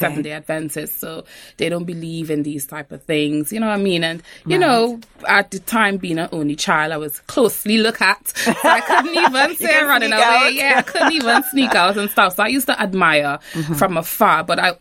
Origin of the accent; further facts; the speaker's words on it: Trinidad & Tobago; moved away as an adult; Born and raised in Trinidad. My dad is Trinidadian. My mom is from St. Vincent and the Grenadines. So I've had, you know, a bit of both. But yes, born and raised in Trinidad